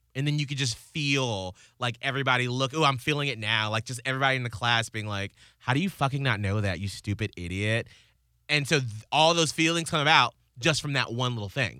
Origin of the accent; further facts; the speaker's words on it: the South, United States; as a Southerner